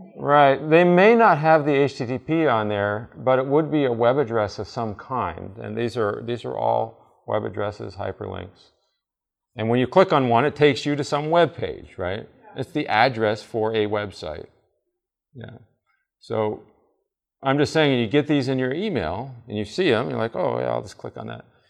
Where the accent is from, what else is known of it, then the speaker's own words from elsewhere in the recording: Vermont, United States; I grew up in Vermont.